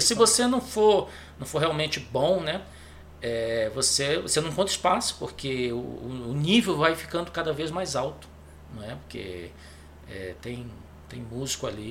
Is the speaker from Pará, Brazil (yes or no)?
yes; Belém, Pará, Brazil; moved away as an adult; also born or lived in Recife; eu, eu sou de Belém, né? Belém do Pará